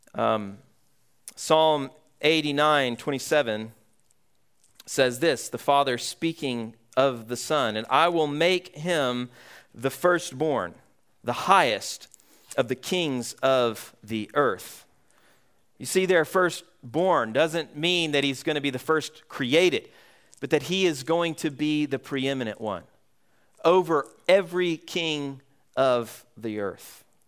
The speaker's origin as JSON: {"language": "English", "town": "Atlanta", "region": "Georgia", "country": "United States", "tie": "born or raised there", "moved": "yes", "lives_now": "Vermont, United States", "said": "Growing up in Georgia, I grew up in, uh, metro Atlanta area."}